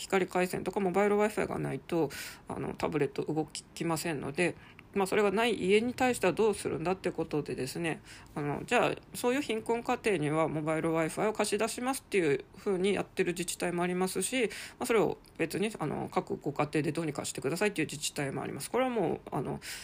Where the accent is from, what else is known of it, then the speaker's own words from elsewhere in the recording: Sapporo, Hokkaido, Japan; moved away as an adult; 地元でぬくぬく、まあ北海道札幌